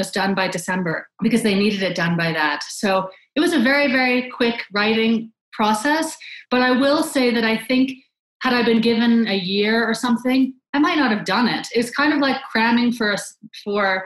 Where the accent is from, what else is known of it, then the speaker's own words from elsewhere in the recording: Canada; I grew up in Canada